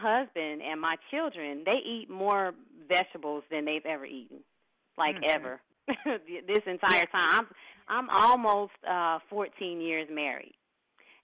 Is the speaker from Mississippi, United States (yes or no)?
yes; Mississippi, United States; moved away; I'm a Southern girl. I'm originally from Mississippi.